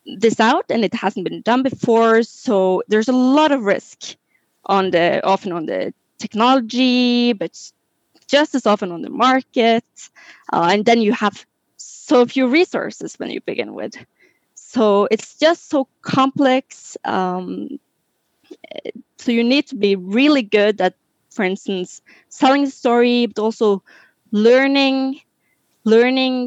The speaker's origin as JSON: {"language": "English", "country": "Norway", "moved": "yes", "lives_now": "France", "said": "I'm originally from Norway, which is further up in Europe."}